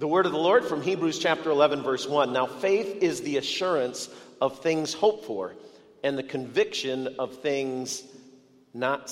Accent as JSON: {"language": "English", "area": "outside of Detroit", "region": "Michigan", "country": "United States", "tie": "born or raised there", "said": "I grew up outside of Detroit"}